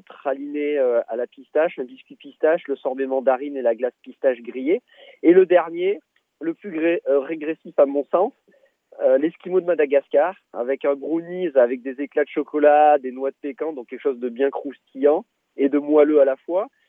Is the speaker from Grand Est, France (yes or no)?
no; Tournon-sur-Rhône, Auvergne-Rhône-Alpes, France; from Ardèche, de là où on vient d'ailleurs, de Tournon-sur-Rhône